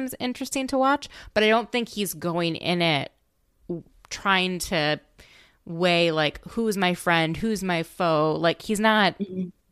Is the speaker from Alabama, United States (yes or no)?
no; Minnesota, United States; I'm from Minnesota